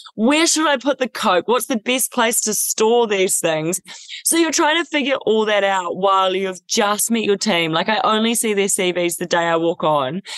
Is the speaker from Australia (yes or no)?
no; New Zealand; moved away as an adult; Growing up in New Zealand